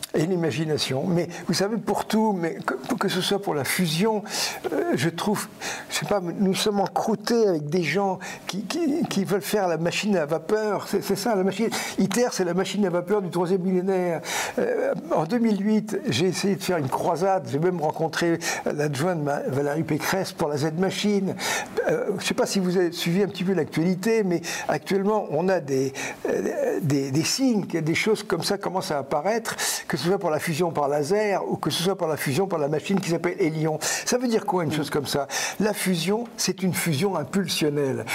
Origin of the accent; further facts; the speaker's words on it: France; nous sommes des Français créatifs